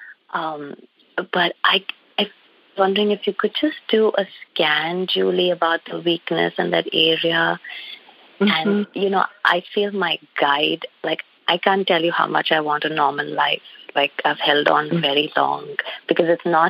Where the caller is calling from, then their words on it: Rogers, Arkansas, United States; I'm calling from Rogers, Arkansas